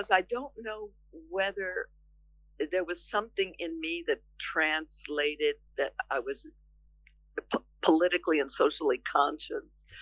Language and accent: English; outside of Boston, Massachusetts, United States; as a young girl in growing up outside of Boston, Massachusetts